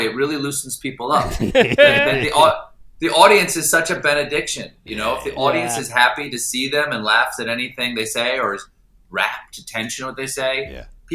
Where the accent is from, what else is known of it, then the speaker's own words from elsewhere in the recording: Charleston, South Carolina, United States; I grew up in South Carolina. I grew up in Charleston, South Carolina, and people actually wear bow ties down there.